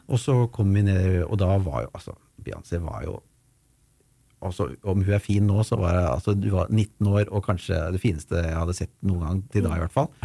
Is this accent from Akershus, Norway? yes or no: yes; Ski, Akershus, Norway; hjemme i Ski